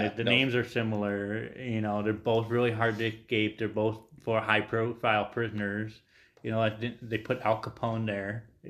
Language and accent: English; Ireland; I'm Irish